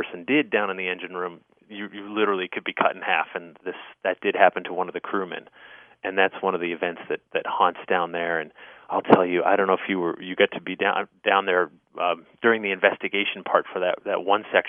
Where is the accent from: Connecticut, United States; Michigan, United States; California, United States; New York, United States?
Connecticut, United States; Newtown; I grew up in Newtown, Connecticut